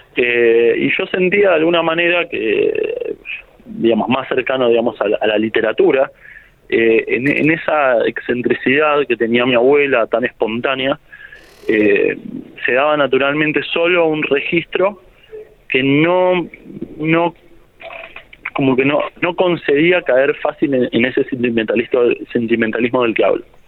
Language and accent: Spanish; La Plata, Buenos Aires Province, Argentina; yo soy un autor de La Plata